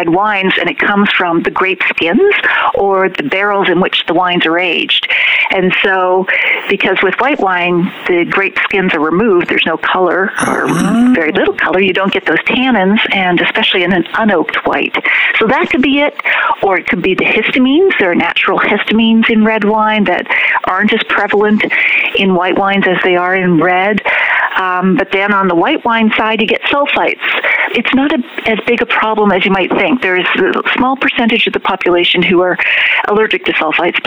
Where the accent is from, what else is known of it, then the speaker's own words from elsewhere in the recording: Nova Scotia, Canada; moved away; also born or lived in London, Ontario; wine really wasn't part of my family table growing up. I come from Nova Scotia